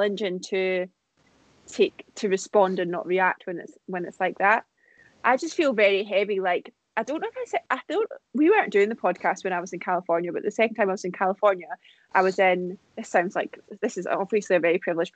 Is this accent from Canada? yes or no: no; United Kingdom; moved away; I'm British